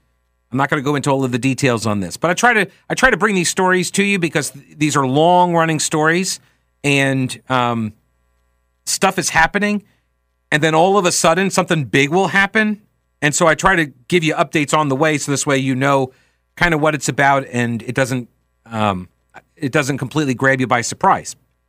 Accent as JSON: {"language": "English", "region": "New York", "country": "United States", "lives_now": "South Carolina, United States", "said": "I came down from New York to go to college at Winthrop University."}